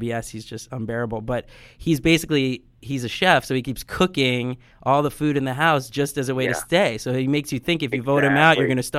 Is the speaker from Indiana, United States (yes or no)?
no; New Jersey, United States; now in Los Angeles, United States; I'm from Jersey